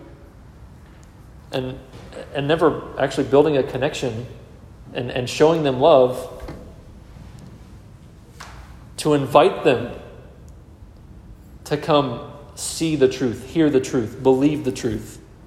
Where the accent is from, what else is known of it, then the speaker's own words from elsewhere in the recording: Texas, United States; I was born in Texas